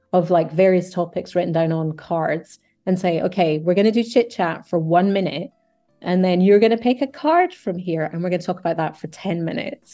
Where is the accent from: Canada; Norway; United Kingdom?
United Kingdom